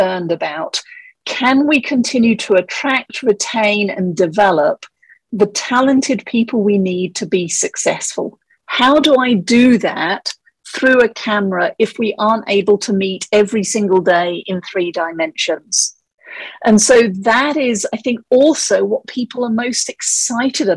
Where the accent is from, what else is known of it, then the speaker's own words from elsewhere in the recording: England, United Kingdom; moved away as an adult; now in Colorado, United States; the accent is actually from England. I grew up there and I moved to Colorado 17 years ago